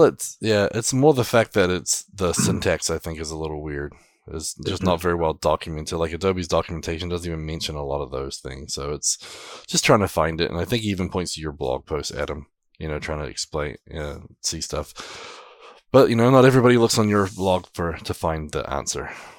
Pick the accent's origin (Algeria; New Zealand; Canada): New Zealand; now in United States; I'm a Kiwi.